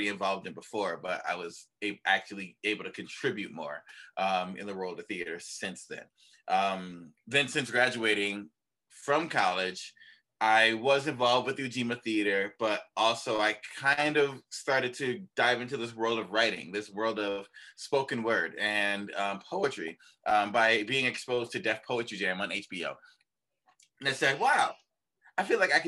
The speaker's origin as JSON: {"language": "English", "town": "Buffalo", "region": "New York", "country": "United States", "tie": "born or raised there", "said": "So I am from Buffalo. I'm born and raised here in Buffalo."}